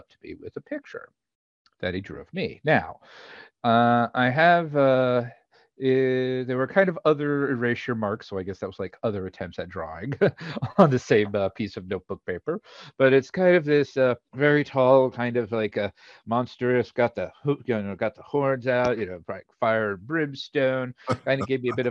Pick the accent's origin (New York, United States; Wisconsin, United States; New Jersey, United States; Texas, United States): New Jersey, United States; Somerset; also born or lived in Miami, Florida / Washington, D.C. / Maryland; now in Virginia, United States; I'm originally from Somerset, New Jersey, Exit 9